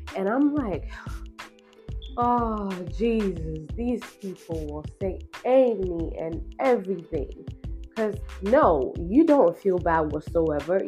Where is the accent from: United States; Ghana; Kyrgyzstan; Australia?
Ghana; as a Ghanaian